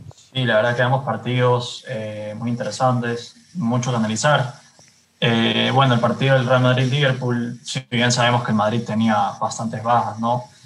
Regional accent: Guayaquil, Guayas, Ecuador; Tengo veintiún años, me gu-, soy de Guayaquil

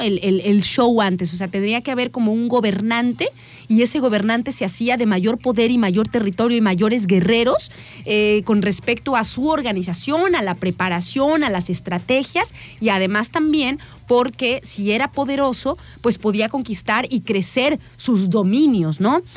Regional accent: Mexico; para nosotros como mexicanos

